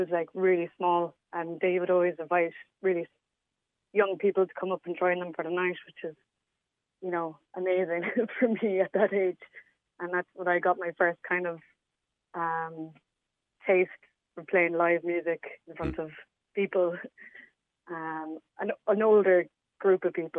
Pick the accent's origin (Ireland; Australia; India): Ireland; Clonakilty, Munster; Growing up was great. There's this festival there every year called the Guitar Festival.